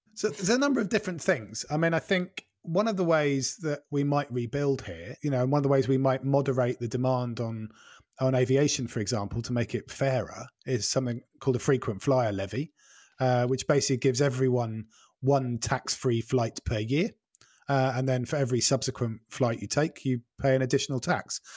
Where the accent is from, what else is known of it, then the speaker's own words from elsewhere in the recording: Norfolk, East of England, United Kingdom; moved away as an adult; also born or lived in Wales / Scotland; I grew up in Norfolk